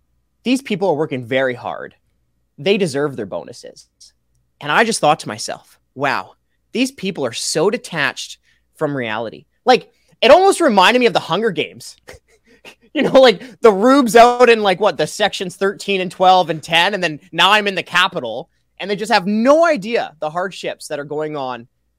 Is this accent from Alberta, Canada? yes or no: yes; Alberta, Canada; Because I came here from Alberta.